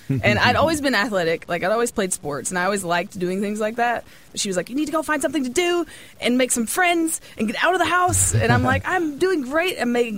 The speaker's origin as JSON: {"language": "English", "region": "Kentucky", "country": "United States"}